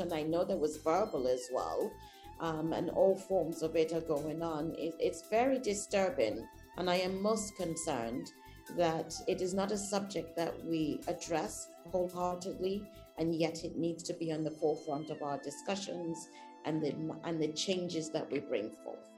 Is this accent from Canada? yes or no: no; United Kingdom; now in Nigeria; I am British